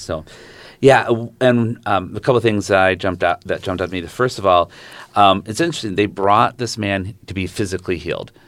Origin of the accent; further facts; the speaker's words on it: Zeeland, Michigan, United States; moved away as an adult; also born or lived in Southern Indiana; I grew up in Zealand, so good R C A church